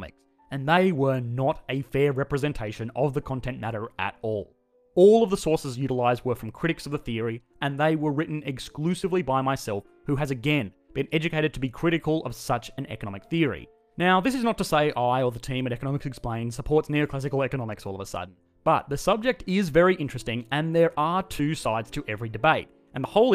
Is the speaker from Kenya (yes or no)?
no; Australia; I am an Australian working in the finance industry in Australia